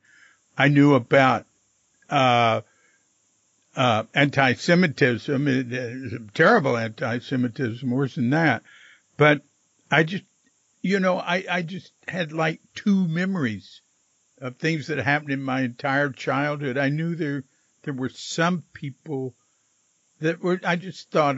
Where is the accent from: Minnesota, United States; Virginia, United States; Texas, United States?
Texas, United States; Fort Worth; moved away; also born or lived in Mexico / California; I'm from Fort Worth, Texas